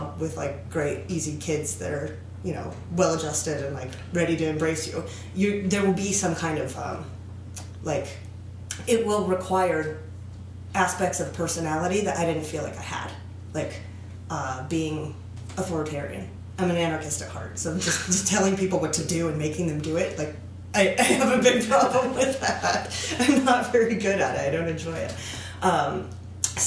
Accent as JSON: {"language": "English", "region": "California", "country": "United States", "also_born_or_lived": "Guatemala / Mexico", "said": "I'm from California"}